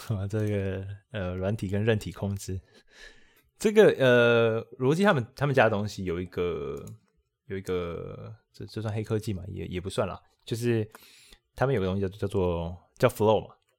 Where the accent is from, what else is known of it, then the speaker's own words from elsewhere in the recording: Taiwan; 我们台湾人这个自我意识良好嘛